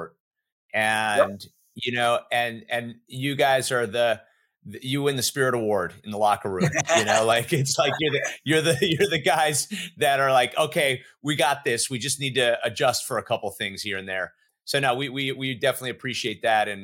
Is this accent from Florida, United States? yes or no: yes; Miami, Florida, United States; growing up in Miami, growing up in a culture